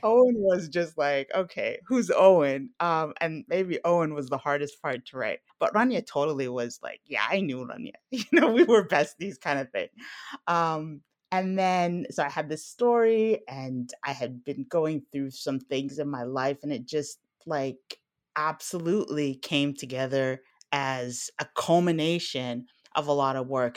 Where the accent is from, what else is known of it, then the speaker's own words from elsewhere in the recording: Alexandria, Alexandria Governorate, Egypt; I was born in Alexandria